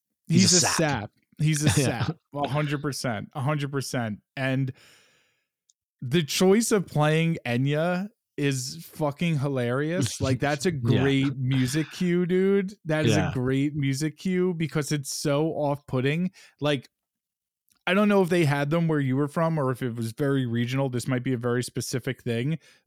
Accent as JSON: {"language": "English", "region": "New York", "country": "United States", "said": "I might only like it because I'm a dirtbag from New York."}